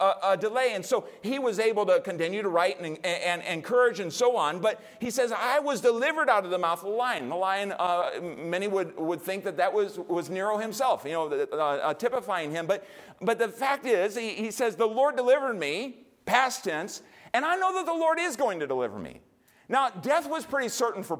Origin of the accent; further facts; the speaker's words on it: United States; as an American